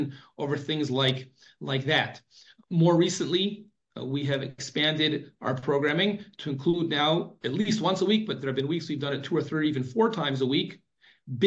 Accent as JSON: {"language": "English", "country": "United States", "tie": "born or raised there", "moved": "yes", "lives_now": "Israel", "said": "growing up in America"}